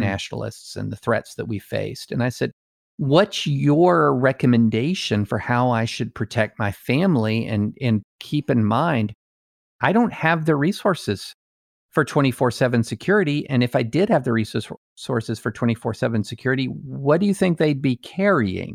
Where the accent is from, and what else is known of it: United States